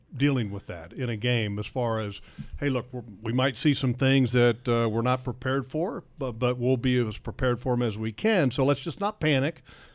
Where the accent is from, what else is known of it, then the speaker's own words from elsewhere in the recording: Northern Virginia, United States; I grew up in Northern Virginia